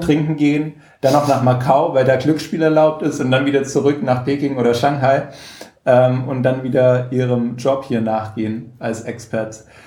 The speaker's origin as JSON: {"language": "German", "region": "Swabia", "country": "Germany", "said": "als Schwabe"}